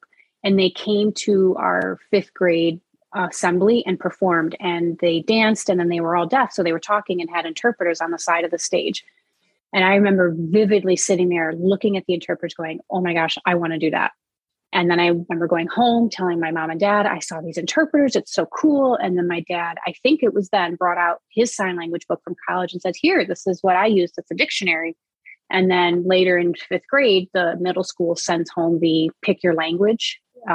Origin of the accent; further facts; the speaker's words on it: Rochester, New York, United States; moved away as an adult; I was really fortunate being born and raised in Rochester, New York